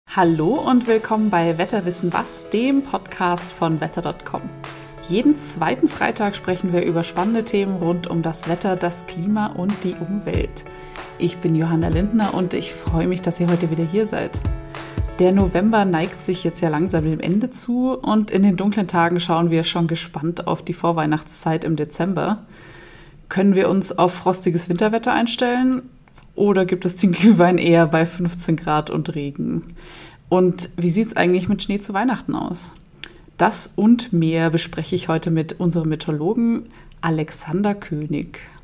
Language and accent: German; Munich, Bavaria, Germany; als Münchnerin.